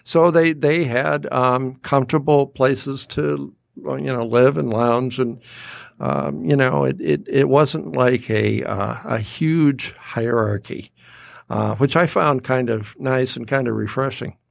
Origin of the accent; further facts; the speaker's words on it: Detroit, Michigan, United States; now in Rochester, United States; growing up in Detroit